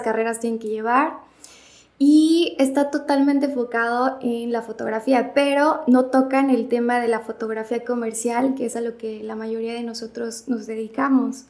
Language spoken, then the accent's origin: Spanish; Martínez de la Torre, Veracruz, Mexico; soy de Martínez de la Torre, aquí nací y estudié, estuve aquí desde la prepa y ya en la universidad me fui al puerto a estudiar